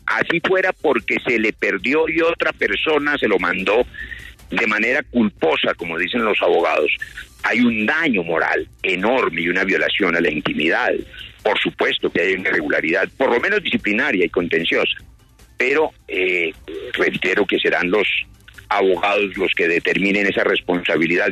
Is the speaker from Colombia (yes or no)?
yes; Colombia; como cualquier colombiano